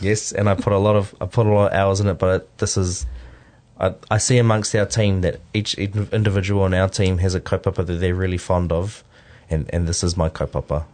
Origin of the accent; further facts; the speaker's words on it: Morrinsville, Waikato, New Zealand; first language Māori; English is a second language; also born or lived in North Shore, Auckland; We actually moved down to Morrisville.